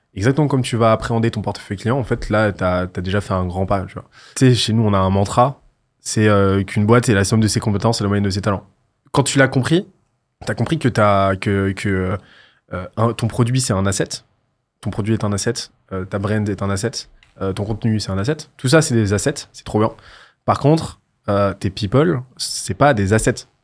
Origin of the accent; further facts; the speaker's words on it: Toulouse, Occitania, France; Parce que je viens de Toulouse